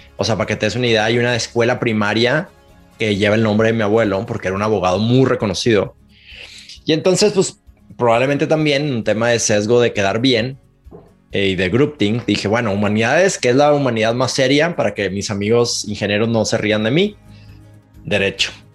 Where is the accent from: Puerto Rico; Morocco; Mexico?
Mexico; Monterrey, Nuevo León; accent: Monterrey; now in Mexico City, Mexico; nací en Monterrey. Para los que, si nos están escuchando en México, ya se van a dar cuenta que tengo un acento de Monterrey, aunque vivo en la Ciudad de México